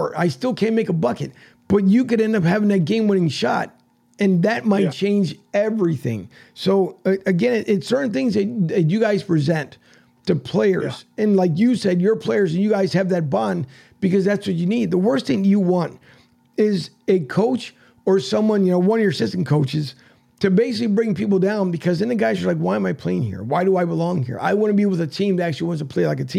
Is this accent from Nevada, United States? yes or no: no; Philadelphia, Pennsylvania, United States; moved away; I was born and raised in Philly